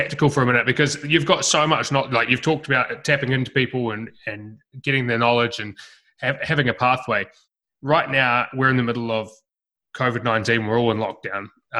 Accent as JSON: {"language": "English", "country": "New Zealand", "also_born_or_lived": "Melbourne", "moved": "as an adult", "said": "when I was 18, I moved from New Zealand to Melbourne and I went and knocked doors for a year and sold bits of cardboard door to door in every suburb in Melbourne."}